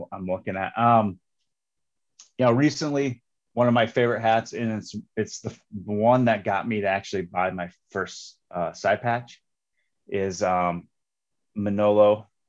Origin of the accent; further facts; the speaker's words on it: Western Iowa, United States; So I'm from Western Iowa.